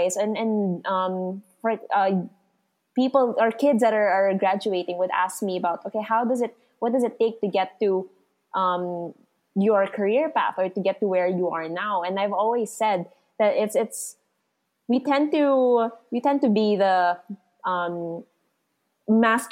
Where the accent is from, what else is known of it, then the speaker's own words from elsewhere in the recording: Santa Rosa, Calabarzon, Philippines; I'm from Santa Rosa, Laguna